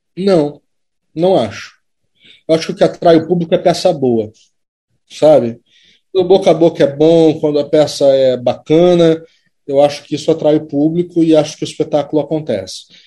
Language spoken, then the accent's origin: Portuguese; Brazil; enquanto cidadão, enquanto brasileiro